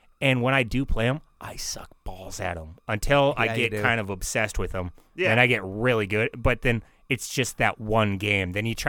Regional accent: United States; as an American

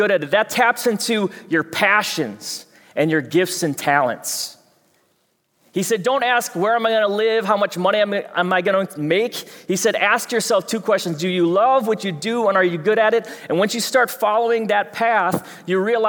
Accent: Fridley, Minnesota, United States; I know you can't tell with my accent, but I'm from Fridley.

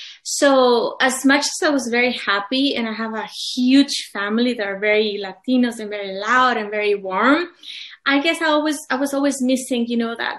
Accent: Colima, Mexico; first language Spanish; English is a second language; moved away as an adult; also born or lived in Mexico City; now in United States; I have a big family in Mexico City. I am from Colima, which is a small town.

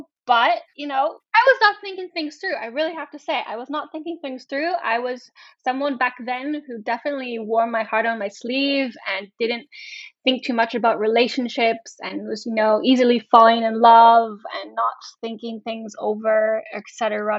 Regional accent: British Columbia, Canada; moved away as an adult; also born or lived in Cologne, Germany; now in Hamburg, Germany; I'm a Canadian, small town Canadian girl from British Columbia, Canada, living in Hamburg, Germany now for 7 years.

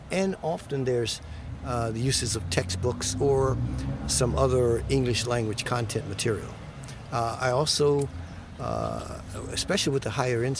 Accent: United States; Even though I'm here, you know, I'm still there. I'm still an American

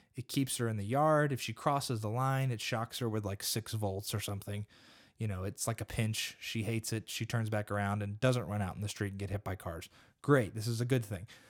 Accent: United States; I'm an American and I live in America

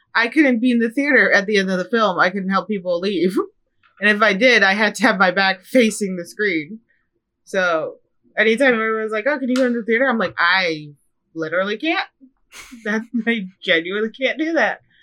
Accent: Midwest, United States; moved away; I'm from the Midwest

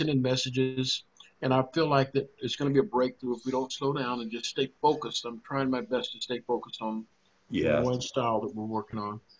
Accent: near Groesbeck, Texas, United States; Groesbeck, Texas, which is near my hometown.

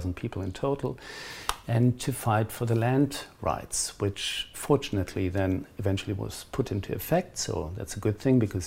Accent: Germany; moved away as an adult; also born or lived in Pacific Northwest, United States / Bahia, Brazil; now in Cape Town, South Africa; I grew up in Germany

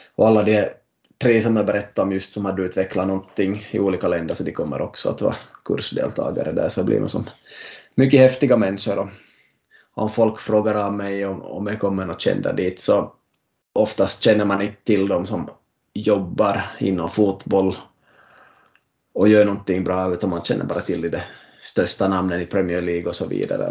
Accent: Finland; Vi är nu tre från Finland

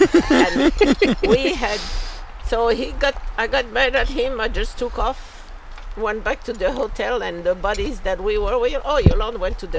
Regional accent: Casablanca, Casablanca-Settat, Morocco; first language French; English is a second language; moved away as an adult; also born or lived in Toronto, Canada; now in United States; I come from Morocco

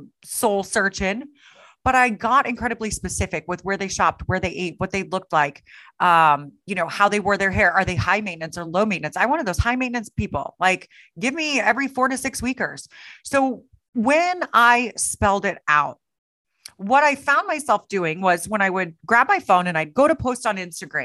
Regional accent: Kansas City, Missouri, United States; there's a school in my hometown of Kansas City

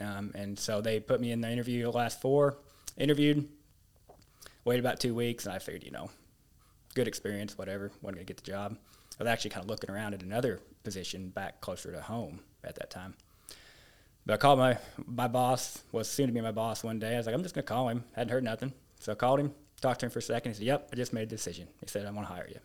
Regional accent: rural central Nebraska, United States; now in Paragould, United States; from western Nebraska, central Nebraska. Um, kinda middle of nowhere, rural Nebraska. And, um, grew up there

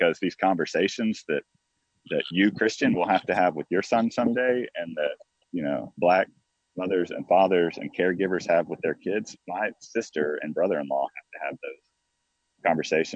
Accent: Fort Worth, Texas, United States; now in South Carolina, United States; growing up in Fort Worth, Texas, which is on the good side of Dallas, Texas, growing up there, my school district was diverse

